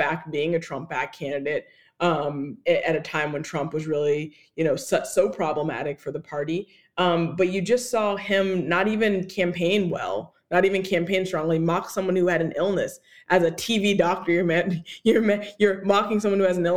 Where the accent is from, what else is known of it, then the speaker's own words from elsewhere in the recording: Georgia, United States; my home state of Georgia